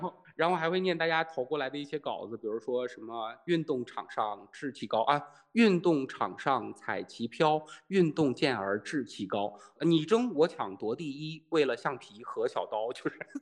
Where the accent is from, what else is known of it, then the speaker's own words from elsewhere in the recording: Tieling, Liaoning, China; now in Shanghai, China; 来自宇宙的尽头李雪琴的故乡赵本山口中的大城市铁岭